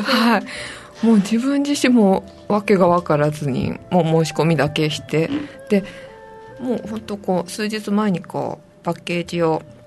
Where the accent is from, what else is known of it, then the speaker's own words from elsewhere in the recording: Saitama, Japan; moved away as an adult; also born or lived in Tokyo; now in Nago, Japan; 出身は埼玉です